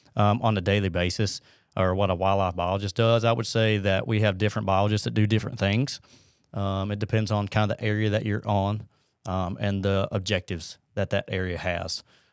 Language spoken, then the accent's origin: English; Huntsville, Alabama, United States; born and raised in Huntsville.